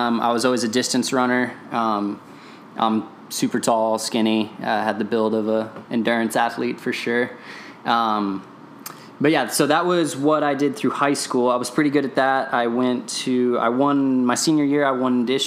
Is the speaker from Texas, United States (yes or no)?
yes; Rockwall, Texas, United States; I'm from Rockwall, Texas, like 20 miles outside of Dallas.